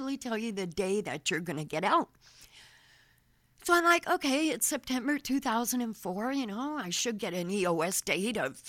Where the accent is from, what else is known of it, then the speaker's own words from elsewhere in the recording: Canada; moved away; also born or lived in Florida; I was from Canada